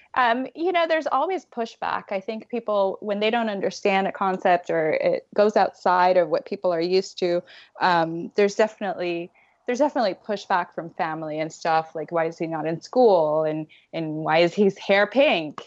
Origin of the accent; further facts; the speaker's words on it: Puerto Rico; I'm from Puerto Rico